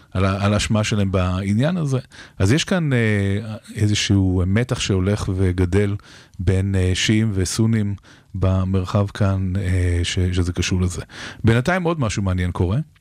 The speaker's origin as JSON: {"language": "Hebrew", "country": "Israel"}